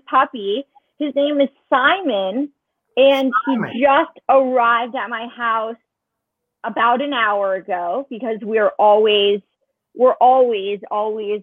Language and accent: English; New York, United States; moved away as an adult; now in Los Angeles, United States; I'm from New York, so also on the East Coast. Born and raised in New York. And I moved to LA almost 3 years ago now.